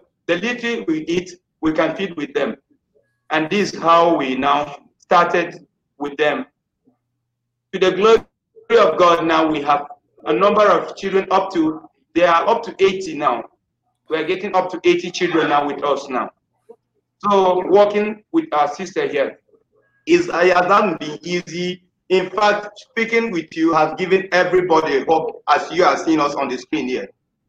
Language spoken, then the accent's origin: English; Benue, Nigeria; English is a second language; from Benue State in Nigeria here. But I'm opportune to be in Abuja.